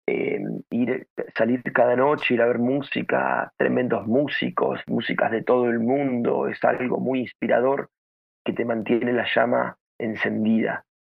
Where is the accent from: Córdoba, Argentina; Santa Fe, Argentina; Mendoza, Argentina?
Santa Fe, Argentina; Venado Tuerto; moved away; mi, pueblo, de mi tierra, de mi ciudad, ya que es un, si bien es una ciudad pequeña del, interior del país, de Argentina